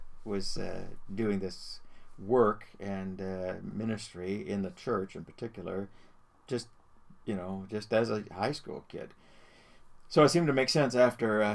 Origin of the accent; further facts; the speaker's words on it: Burlington, Ontario, Canada; I was born and raised in Burlington and spent most of our lives there.